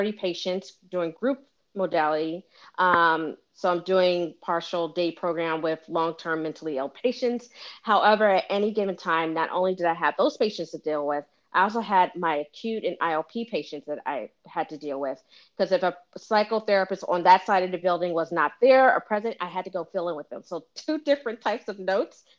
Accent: Philadelphia, Pennsylvania, United States; moved away as an adult; also born or lived in Washington, District of Columbia, United States; I'm originally from Philadelphia.

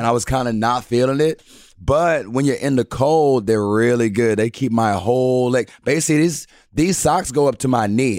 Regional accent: Houston, Texas, United States; I was born and raised in Houston, Texas

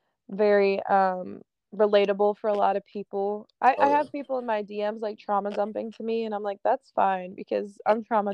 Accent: Philadelphia, Pennsylvania, United States; It's because I'm from Philly.

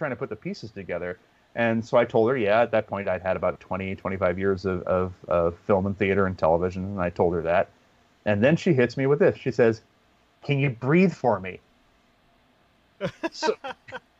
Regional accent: Pacifica, California, United States; I had this cable access TV station in my hometown of Pacifica, California

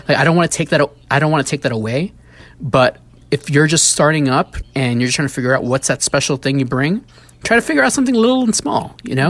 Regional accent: New York City, New York, United States; as a kid growing up in the Bronx

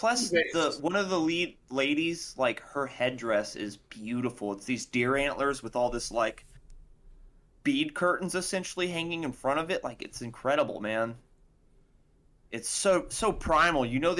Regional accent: Texas, United States; I'm fucking from Texas and I'm brown

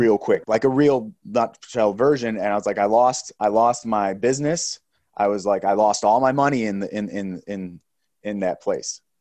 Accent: Chicago, Illinois, United States; moved away; also born or lived in Delaware; Being from the Midwest, I grew up in Chi-, you know, in, in the Chicago area

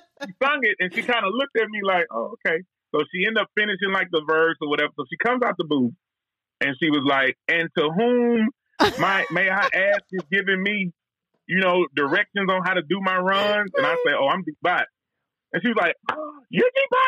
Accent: Texas, United States; I was from Texas. We barbecue and Mexican food

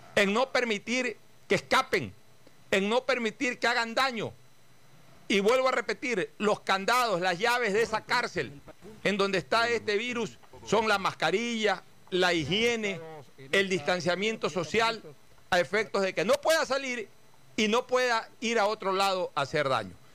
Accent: Guayaquil, Guayas, Ecuador; Como carceleros que somos cada uno de los guayaquileños

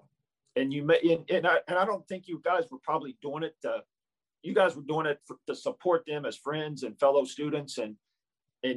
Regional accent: Versailles, Indiana, United States; moved away; I grew up in a really, really small town in Indiana. Okay. It's called Versailles, Indiana.

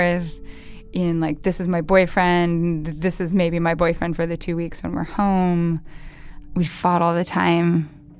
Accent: Idaho, United States; where we grew up in Idaho, to be a football player was like this specific sort of royalty

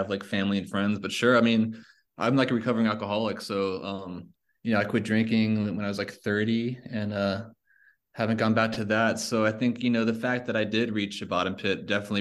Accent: Charlotte, North Carolina, United States; I'm from Charlotte, North Carolina. So my dad played a lot of clubs around Charlotte

